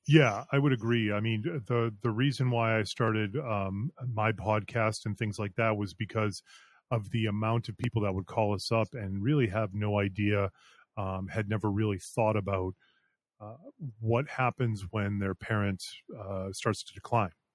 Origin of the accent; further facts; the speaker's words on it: Concord, Massachusetts, United States; moved away as an adult; also born or lived in Colorado / Florida; I grew up in the area, I grew up in Concord.